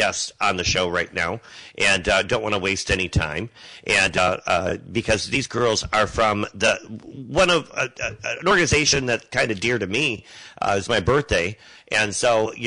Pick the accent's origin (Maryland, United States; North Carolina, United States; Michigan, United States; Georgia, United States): Michigan, United States; Monroe County; moved away; I'm from the east side as well, Monroe County